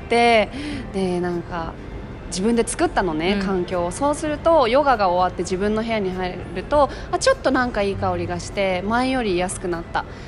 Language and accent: Japanese; Tokyo, Japan; 東京でさ私生まれ育っているから